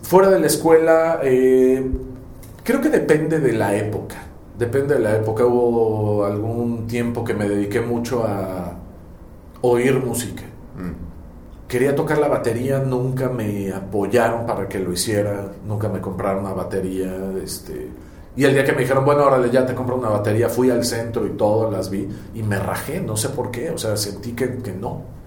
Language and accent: Spanish; Mexico; Me asumo como, un, como una persona completamente bicultural, porque eh, no soy español 100%, eh, ni en mi forma de ser, de pensar, de actuar, etc. Y tampoco soy mexicano 100%